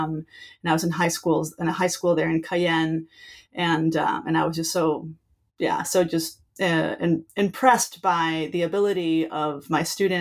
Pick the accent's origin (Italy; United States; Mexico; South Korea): Mexico; I grew up in Mexico.